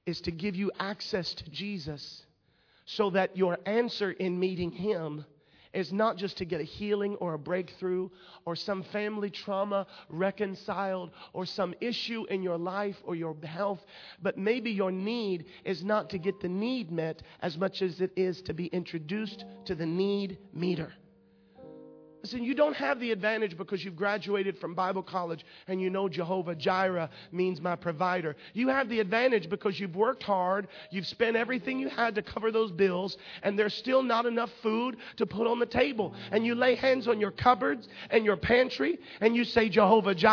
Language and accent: English; United States; They heard my accent